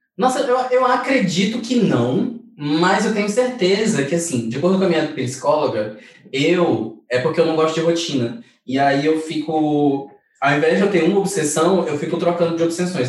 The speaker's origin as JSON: {"language": "Portuguese", "region": "North Region", "country": "Brazil", "said": "eu sou do Norte"}